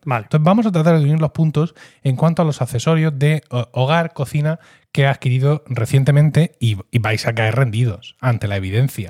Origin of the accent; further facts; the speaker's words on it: Blanca, Region of Murcia, Spain; soy lo que se conoce en mi pueblo, Blanca, como un gastador